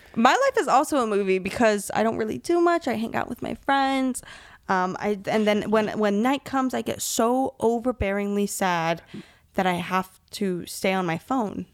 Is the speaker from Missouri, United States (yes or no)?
no; Miami, Florida, United States; I grew up in Florida